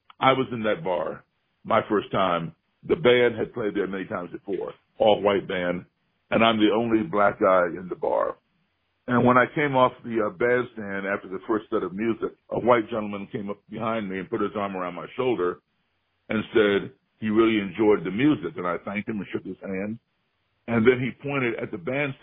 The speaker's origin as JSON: {"language": "English", "town": "Chicago", "region": "Illinois", "country": "United States", "tie": "born or raised there", "said": "my hometown Chicago"}